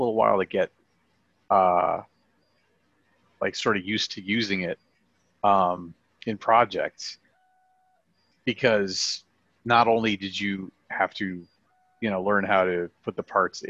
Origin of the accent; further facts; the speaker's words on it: Colorado, United States; I was living in Colorado, my home state